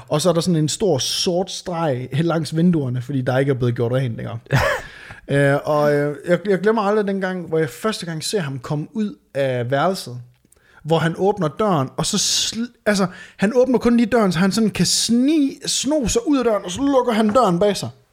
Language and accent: Danish; Varde, Southern Denmark, Denmark; now in Aarhus, Denmark; da jeg flytter fra, øh, fra Varde, du ved, hvor jeg, øh, hvor jeg er fra